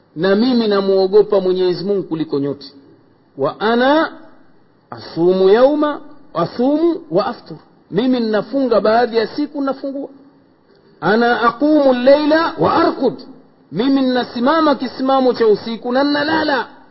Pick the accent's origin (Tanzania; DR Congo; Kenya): Tanzania; Tanga, Tanga Region; kule kwetu tanga